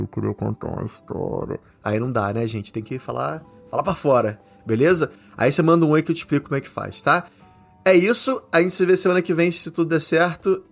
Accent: Brazil; moved away; minha terrinha, que é o Brasil

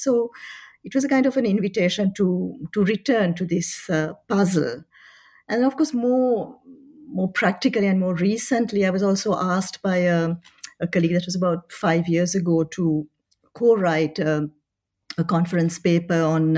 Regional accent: Paris, Île-de-France, France; moved away as an adult; also born or lived in Colombo, Sri Lanka / Oxford, United Kingdom; I was I was born in Colombo during a holiday of my parents. Uh, by the time they had moved to to Paris. Uh, so I studied in Paris. Uh, I was there for 21 years

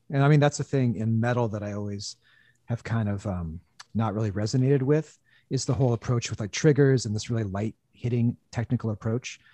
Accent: Olympia, Washington, United States; growing up in Olympia, which is an hour south of Seattle

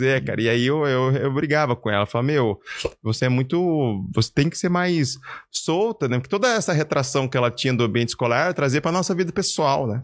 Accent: Caçapava, São Paulo, Brazil; moved away; also born or lived in Curitiba; morava aqui no interior de São Paulo, Caçapava.

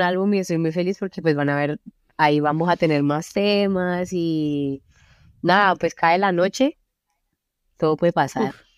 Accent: Cali, Valle del Cauca, Colombia; moved away as an adult; also born or lived in Belgium; now in Brussels, Belgium; mi vida en Colombia y lo que viví, como donde crecí

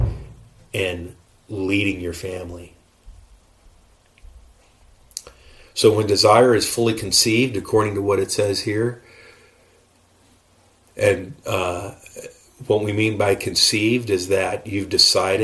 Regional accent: United States; I'm an American

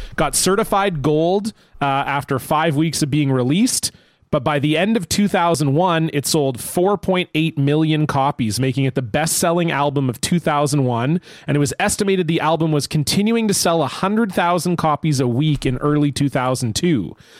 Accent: Canada; as a Canadian

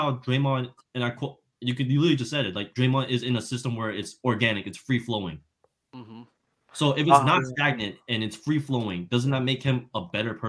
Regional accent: New Jersey, United States; I grew up in New Jersey. That's all I watched.

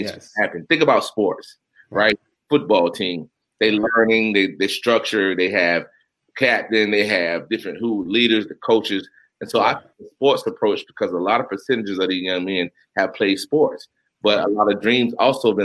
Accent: Union County, North Carolina, United States; now in Durham, United States; I'm from Union County, North Carolina.

